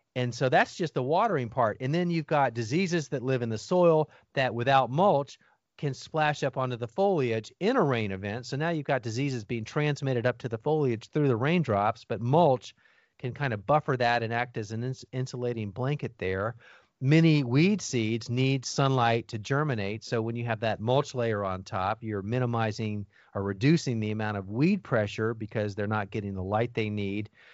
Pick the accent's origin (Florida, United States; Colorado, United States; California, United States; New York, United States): Florida, United States; Miami; I grew up in Miami, Florida, youngest of four boys